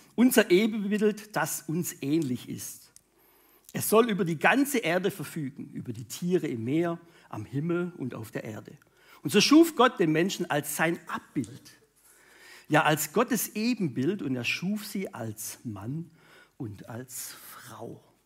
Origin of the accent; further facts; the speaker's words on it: Münchingen, Baden-Württemberg, Germany; Ursprungsfamilie komme ich aus Münchingen bei Stuttgart